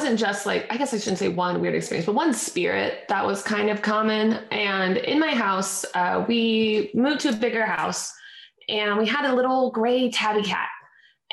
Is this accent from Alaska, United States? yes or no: yes; Alaska, United States; moved away as an adult; now in Los Angeles, United States; I was born and raised up in Alaska